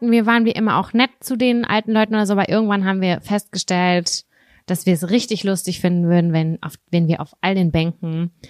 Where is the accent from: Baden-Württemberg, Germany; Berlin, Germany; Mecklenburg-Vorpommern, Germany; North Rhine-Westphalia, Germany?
North Rhine-Westphalia, Germany; Lübbecke; und zwar habe ich damals in Lübbecke als Kind in der Nähe von der K an Kirche gewohnt, weißt du?